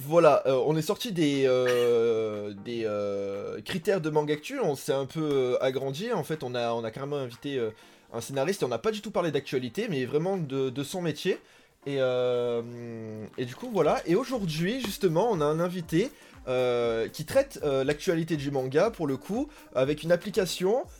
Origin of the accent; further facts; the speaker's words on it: France; chez nous en France